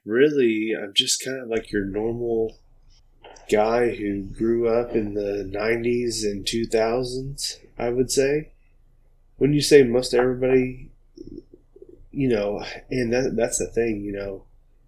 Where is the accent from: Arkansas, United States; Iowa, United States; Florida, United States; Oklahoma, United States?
Oklahoma, United States; also born or lived in South Carolina; we're from Oklahoma, me and Preston both. I grew up here.